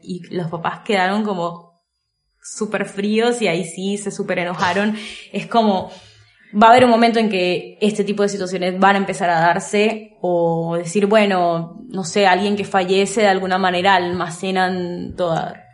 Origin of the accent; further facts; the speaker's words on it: Colombia; soy colombiana